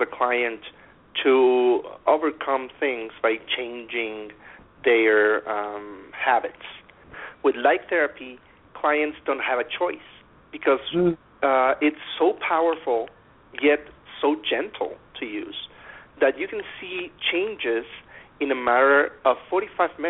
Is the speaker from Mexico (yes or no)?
yes; near Monterrey, Nuevo León, Mexico; I am a certified dentist in Mexico. It's in my hometown. It's near Monterrey, Mexico, in the northern part of it.